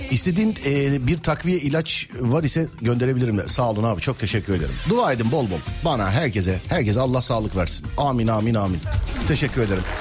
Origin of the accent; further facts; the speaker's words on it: Samsun, Turkey; Samsunluyum. Fındık fidanı gönderirdim.